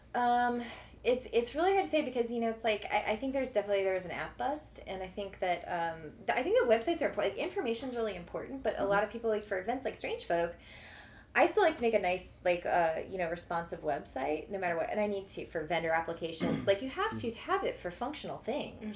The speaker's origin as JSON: {"language": "English", "area": "Metro East", "region": "Illinois", "country": "United States", "said": "I am definitely from that side of the river"}